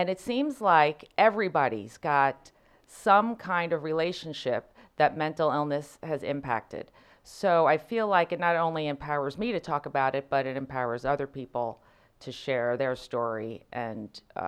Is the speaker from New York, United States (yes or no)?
no; New Jersey, United States; now in St. Louis, United States; I'm from Jersey. I'm glad you connected that with fancy.